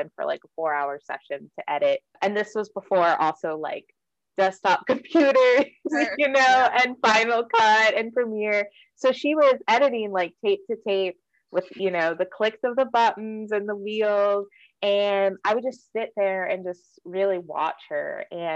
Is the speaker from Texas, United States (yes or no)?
yes; Austin, Texas, United States; also born or lived in San Antonio, Texas / New York City; growing up in Austin, I just always thought of my town as this very liberal place